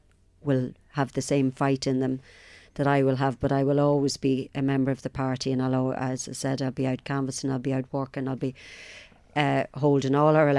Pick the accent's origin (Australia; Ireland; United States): Ireland; Apart from the fact as an Irish person, I want to see the reunification of my country.